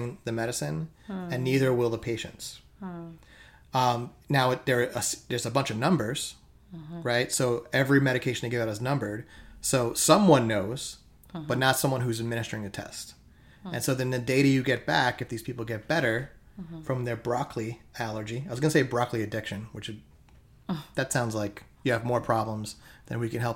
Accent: New York City, New York, United States; I was raised here in Staten Island in America

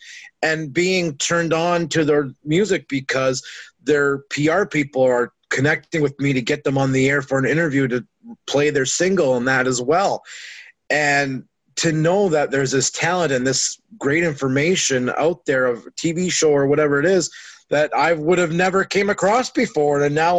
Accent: Canada; I'm losing Canadian listeners now because I'm still Canadian and that stuff there.

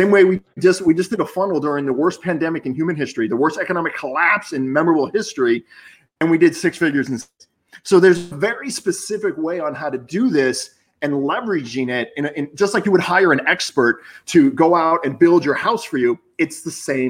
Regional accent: Boca Raton, Florida, United States; I grew up in Boca and I went to college in Boca

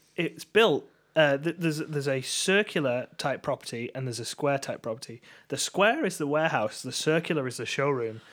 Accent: England, United Kingdom; as English people

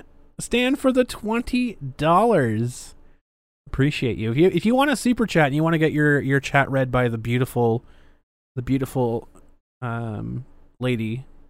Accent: Ireland; I'm Irish. I can drink.

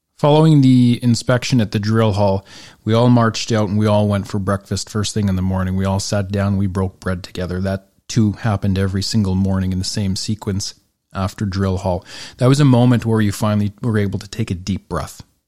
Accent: Northern Alberta, Canada; growing up in Northern Alberta

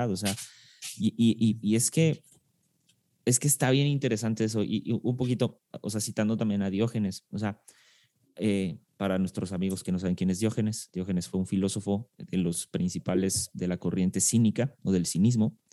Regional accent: Argentina; argentino argentino. Soy argentino.

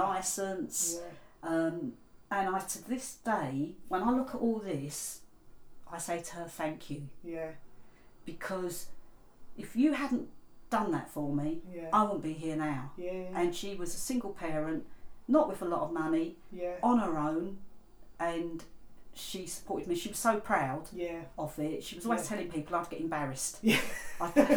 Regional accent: England, United Kingdom; also born or lived in India; I was born in India. We came to England when I was only two

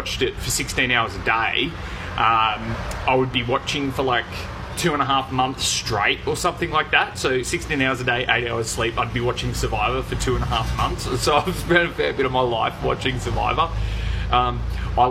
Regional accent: Gold Coast, Queensland, Australia; moved away as an adult; now in Townsville, Australia; I grew up on the Gold Coast, and I only just moved away for the first time, actually, about 6 months ago, when I moved up to Townsville

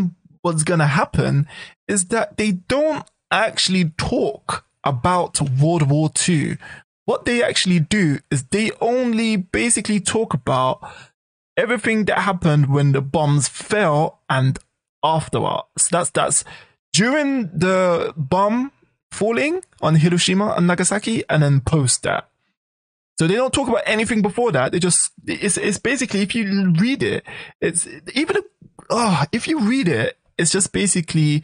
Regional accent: United Kingdom; now in Japan; UK national. That's British national

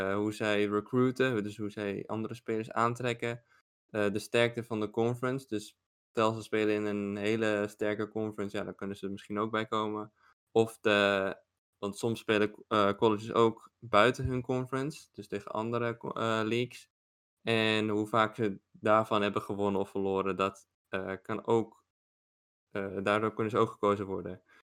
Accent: Netherlands; als Nederlander

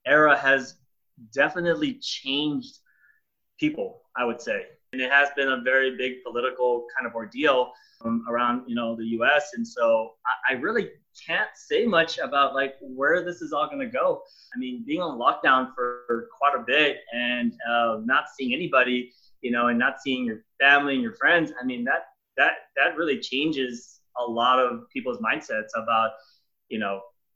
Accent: Los Angeles, California, United States; I grew up in downtown LA, like close to Staples Center

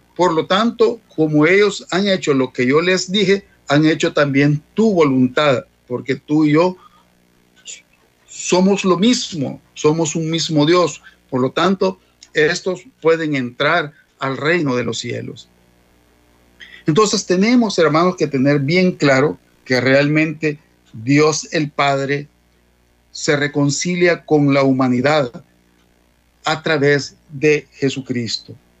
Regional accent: El Salvador; como salvadoreños

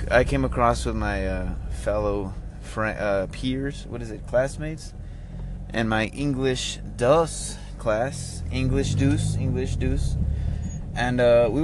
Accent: United States; I'm a Hispanic American. I'm an American, you know. I was born here.

